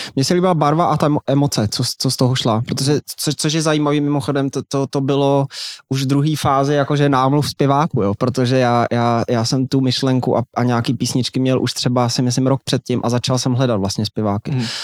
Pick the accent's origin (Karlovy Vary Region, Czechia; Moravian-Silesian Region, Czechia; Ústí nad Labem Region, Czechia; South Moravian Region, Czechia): Karlovy Vary Region, Czechia; Aš; já jsem z Aše, to je malinký město